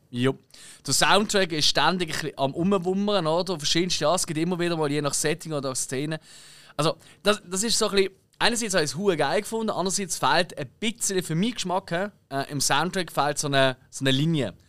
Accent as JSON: {"language": "German", "country": "Switzerland", "said": "ich bin Schweizer"}